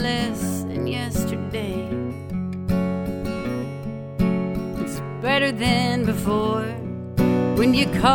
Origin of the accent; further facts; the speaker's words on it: East Texas, United States; moved away as an adult; also born or lived in Nashville, Tennessee; now in Cape Cod, United States; originally, I'm from East Texas.